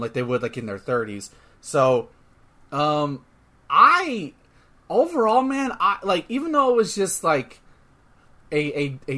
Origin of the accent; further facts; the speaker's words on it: United States; we're from America